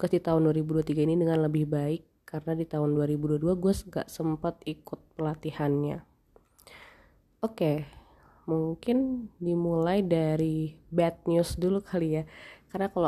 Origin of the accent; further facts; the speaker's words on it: Jakarta, Indonesia; tapi gue kan orang Jakarta ya gue bawa baju itu limited sekali